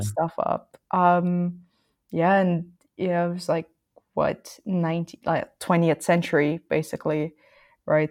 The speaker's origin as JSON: {"language": "English", "country": "Philippines", "tie": "born or raised there", "moved": "yes", "said": "I grew up in the Philippines and I still have, like, quite some ties to it."}